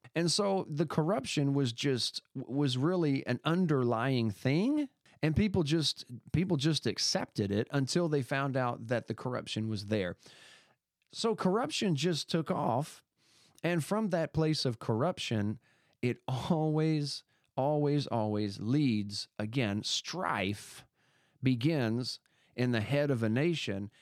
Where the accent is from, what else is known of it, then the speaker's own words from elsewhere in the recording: United States; I was born in America